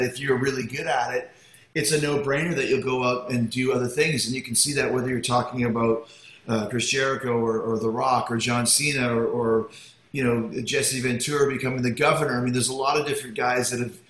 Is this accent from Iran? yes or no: no; Winnipeg, Manitoba, Canada; now in Florida, United States; I grew up in Winnipeg